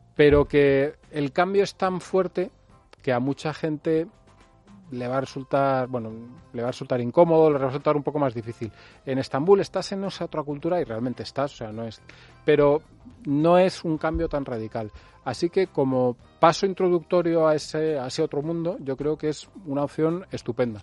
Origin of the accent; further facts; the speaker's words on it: Spain; soy español